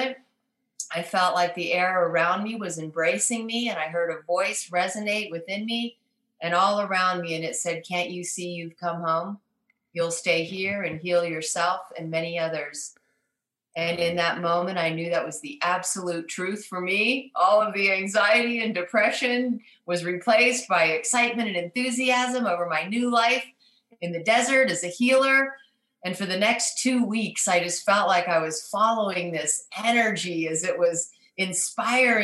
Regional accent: Southern California, United States; moved away as an adult; also born or lived in Hackensack, New Jersey / San Francisco area; now in Verde Valley, Arizona, United States; I was raised in Southern California

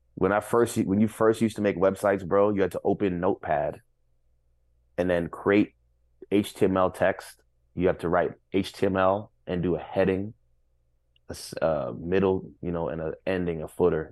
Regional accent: New York City, New York, United States; to say that I'm from Flatbush

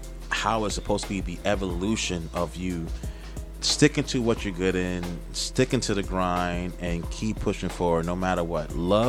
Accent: New York City, New York, United States; I'm from Queens. You know what I mean? Even though I'm at Long Island Rough Riders, I am from Queens.

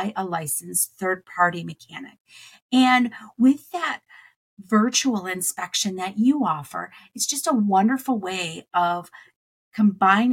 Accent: Wisconsin, United States; I grew up in Wisconsin

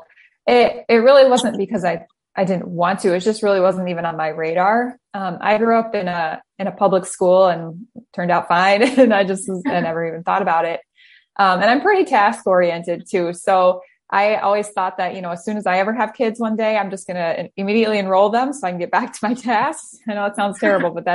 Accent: Richland, Michigan, United States; moved away as an adult; also born or lived in Indiana / Phoenix, Arizona; now in Northern Michigan, United States; We're originally from Southwest Michigan in the Kalamazoo area. And grew up in a little town called Richland

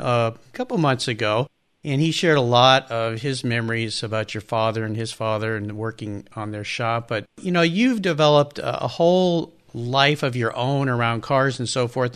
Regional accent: Southern California, United States; I grew up in Southern California like you did

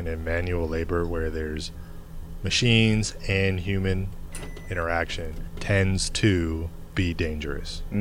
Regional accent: Michigan, United States; moved away; growing up in Michigan, all the car plants and all

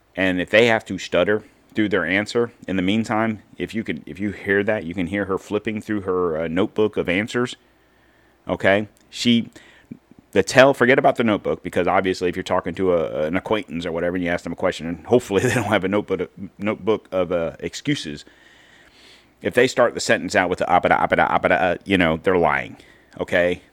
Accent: United States; as an American

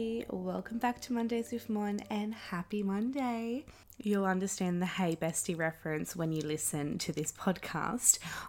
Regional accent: Wollongong, New South Wales, Australia; my hometown in Wollongong.

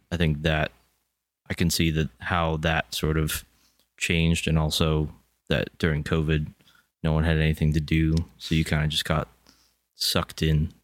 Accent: Pennsylvania, United States; we're from Pennsylvania

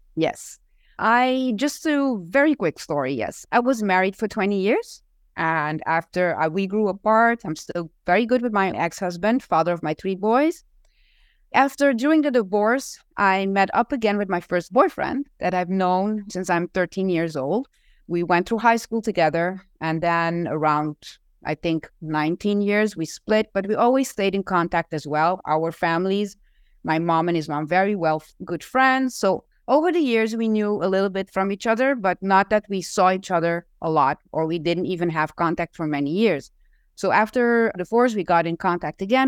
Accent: Curaçao; now in Aruba; I was not from Aruba. I was born in Curacao

